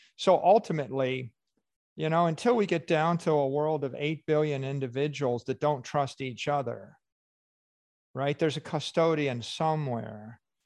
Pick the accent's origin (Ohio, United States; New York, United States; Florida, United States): Florida, United States; Miami Beach; my hometown